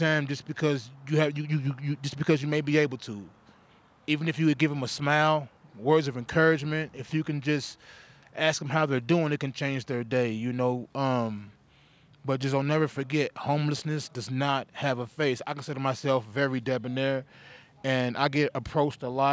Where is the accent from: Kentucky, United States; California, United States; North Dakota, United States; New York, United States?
Kentucky, United States; moved away as an adult; I'm from Kentucky.